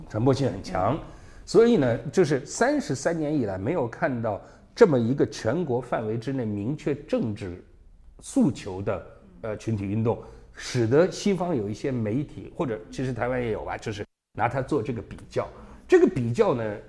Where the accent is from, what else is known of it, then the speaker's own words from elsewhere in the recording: Beijing, China; moved away as an adult; now in Taiwan; 虽然北京出生，北京长大，但我对于自己是维吾尔人的那个，那个，那部分自豪感一直是很强烈的